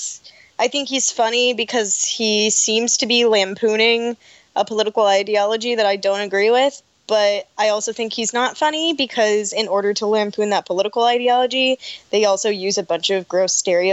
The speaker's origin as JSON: {"language": "English", "region": "Appalachia", "country": "United States"}